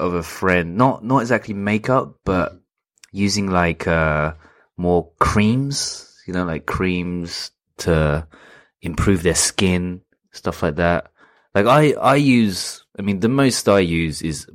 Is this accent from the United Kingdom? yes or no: yes; United Kingdom; also born or lived in London / Portsmouth; now in Sapporo, Japan; where I'm from, you know, growing up in London and Portsmouth